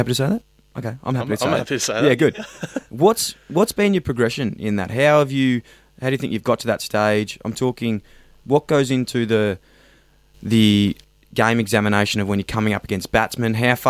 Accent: Victoria, Australia; moved away; also born or lived in Sydney, Australia; I'm from Victoria

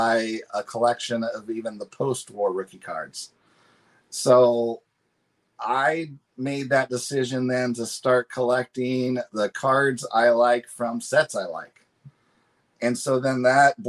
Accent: Northern California, United States; I grew up in California, in Northern California

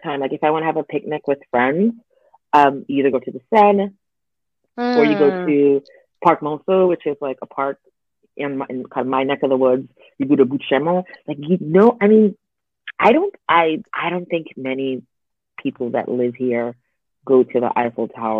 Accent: United States; moved away as an adult; now in Paris, France; I'm an American that lives here.

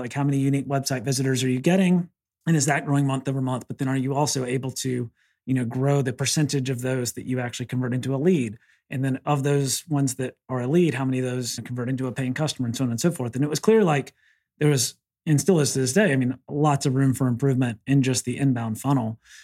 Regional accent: the South, United States; I'm from the South

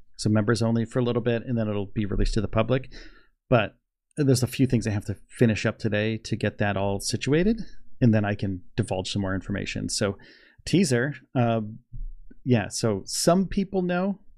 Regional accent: Northeast, United States; also born or lived in Orlando, Florida; I'm from the Northeast.

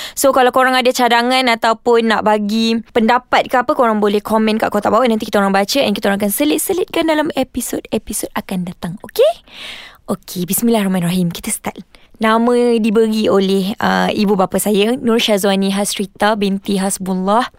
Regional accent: Kuala Lumpur, Malaysia; saya dibesarkan di Kuala Lumpur Memang nak jadi KL Boring sangat cerita I KL I memang orang KL Duduk dekat Ceras

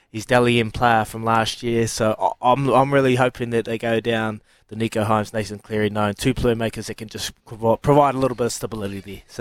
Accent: Queensland, Australia; I'm a Queenslander

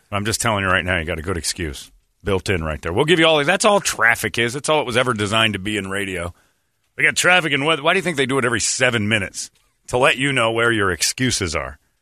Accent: Arizona, United States; I grew up driving in Arizona

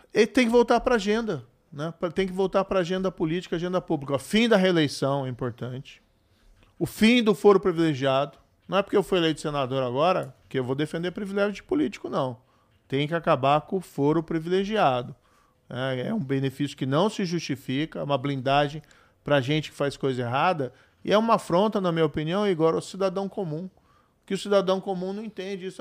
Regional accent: Paraná, Brazil; o, estado onde eu nasci

